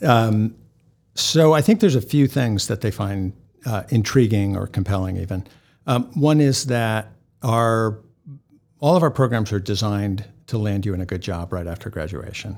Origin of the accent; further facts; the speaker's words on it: New England, United States; now in Boston, United States; I grew up in New England